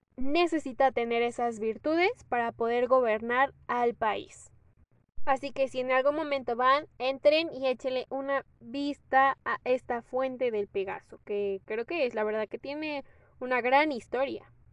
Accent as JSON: {"language": "Spanish", "country": "Mexico", "said": "soy orgullosamente mexicana"}